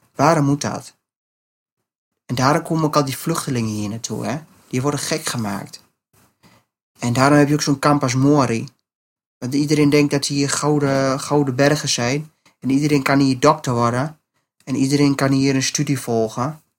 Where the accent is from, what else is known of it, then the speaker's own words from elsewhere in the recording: Netherlands; ik ben Nederlander